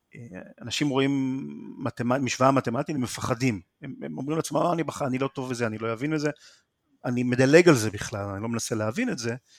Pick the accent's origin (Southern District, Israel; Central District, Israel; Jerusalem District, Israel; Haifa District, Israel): Haifa District, Israel; Haifa; also born or lived in Krayot; בחיפה, עד גיל 15 פחות או יותר, ומשם עברתי לקריות בתור טינג'ר.